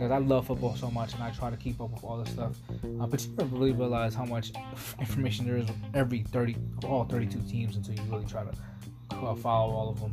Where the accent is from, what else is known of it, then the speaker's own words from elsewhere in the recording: Washington area, Maryland, United States; moved away; also born or lived in New York; I actually moved to the Washington area. I actually lived and grew up like 10, 15 minutes away from the actual, from FedEx Stadium where Washington plays